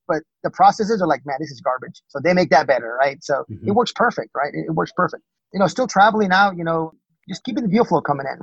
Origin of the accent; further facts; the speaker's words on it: Texas, United States; moved away; I'm from Texas originally